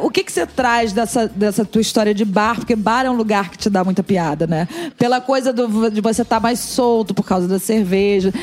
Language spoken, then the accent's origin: Portuguese; Magé, Rio de Janeiro, Brazil; also born or lived in Niterói; Aí de Magé eu fui estudar em Niterói.